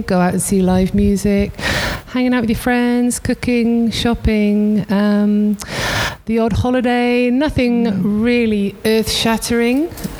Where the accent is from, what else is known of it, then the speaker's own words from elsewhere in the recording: Swansea, Wales, United Kingdom; moved away as an adult; also born or lived in South East England; now in Freetown, Sierra Leone; So I was born and brought up in Swansea, a small seaside town in South Wales.